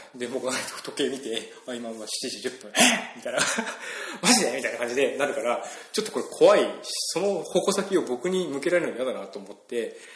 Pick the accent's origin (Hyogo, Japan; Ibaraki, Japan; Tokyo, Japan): Ibaraki, Japan; now in Kyoto, Japan; 僕、茨城県の生まれなんですけども。